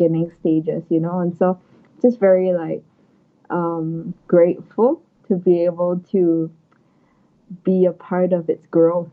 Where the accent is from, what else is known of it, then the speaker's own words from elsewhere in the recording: Singapore; moved away; as a Singaporean, like I also hope to go back to get some local support, help the scene in Singapore to grow